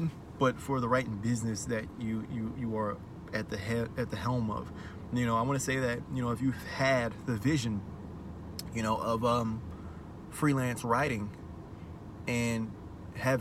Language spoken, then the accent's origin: English; Maryland, United States; moved away; I'm from Maryland. And I was living there at the time